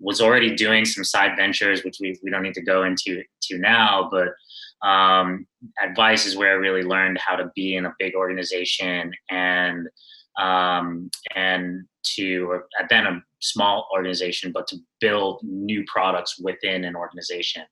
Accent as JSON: {"language": "English", "town": "New York City", "region": "New York", "country": "United States", "tie": "born or raised there", "said": "I am born and raised in Brooklyn, New York. New York native"}